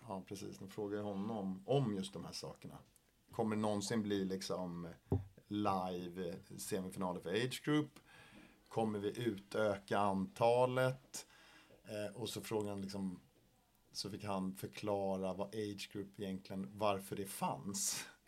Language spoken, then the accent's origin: Swedish; Sweden; jag är ensam svensk i min åldersgrupp